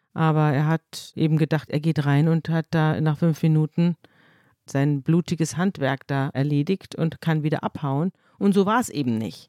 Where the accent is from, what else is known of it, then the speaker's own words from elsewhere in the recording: Munich, Bavaria, Germany; ich komme ja aus München